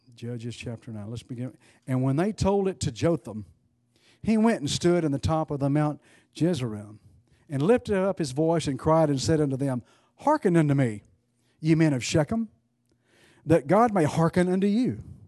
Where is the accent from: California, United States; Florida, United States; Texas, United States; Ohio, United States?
Texas, United States; East; I grew up in East Texas